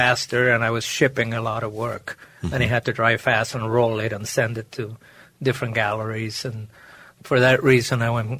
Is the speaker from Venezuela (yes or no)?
yes; Maracaibo, Zulia, Venezuela; moved away; I was born and raised in Maracaibo, Lake Maracaibo in Venezuela.